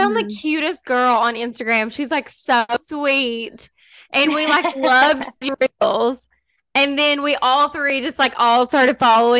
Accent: Kentucky, United States; also born or lived in Lexington, Kentucky; I live in Kentucky. So we've lived here our whole lives, but we did move from like a super small town to like a decent sized city. So the last like 5 years I've lived in Lexington, which is like way bigger than my hometown.

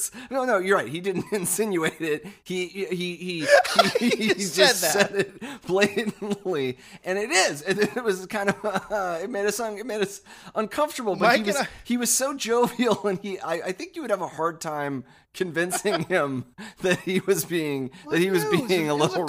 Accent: United States; Well, but I'm American, so it's sort of, you know.

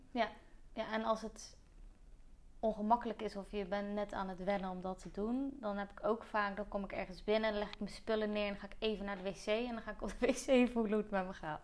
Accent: Zeeland, Netherlands; moved away; Want ik kwam van Zeeland

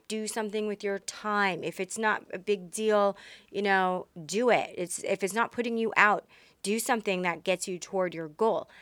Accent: Texas, United States; I was raised in Texas

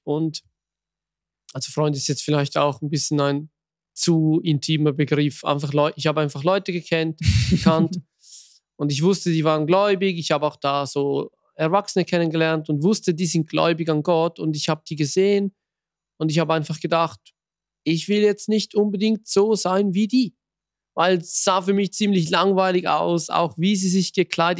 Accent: Switzerland; bei uns in der Schweiz

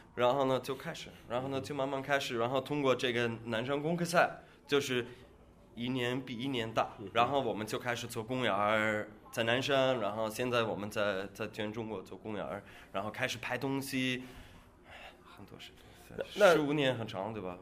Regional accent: Austria; Chinese is a second language; moved away as an adult; now in China; 我是奥地利人

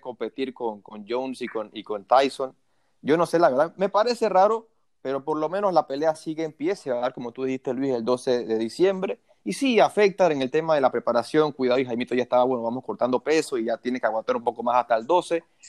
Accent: Panama; uno como panameño

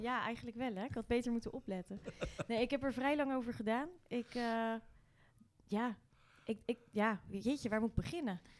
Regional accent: Rotterdam, South Holland, Netherlands; also born or lived in Nieuwerkerk aan den IJssel; ik ben geboren in het Eudokia ziekenhuis

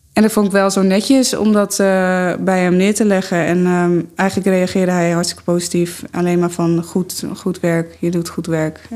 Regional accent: Amsterdam, North Holland, Netherlands; ik kom uit Amsterdam.

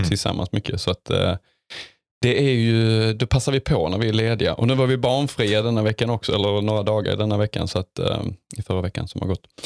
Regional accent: Hässleholm, Skåne, Sweden; moved away; i mina hemtrakter eh, utanför Hässleholm.

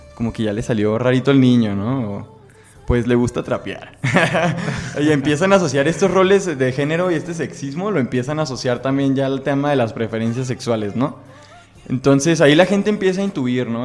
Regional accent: Guadalajara, Jalisco, Mexico; soy de la ciudad de Guadalajara, México.

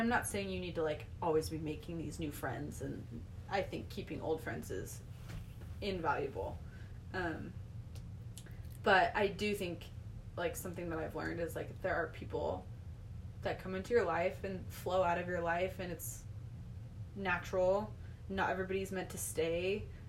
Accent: Utah, United States; growing up in Utah County

